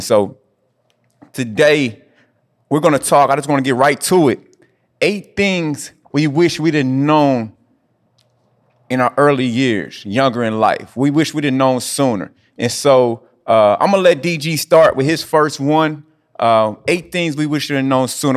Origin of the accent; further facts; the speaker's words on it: Indianapolis, Indiana, United States; moved away; my hometown, Indianapolis